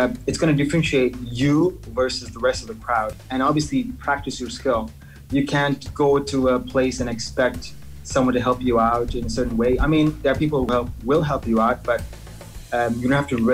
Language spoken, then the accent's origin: English; Dubai, United Arab Emirates; also born or lived in Sri Lanka; I grew up in Dubai. Like, I'm a Dubai kid. I tell everyone, yes, I'm from Dubai, even though I'm originally from Sri Lanka.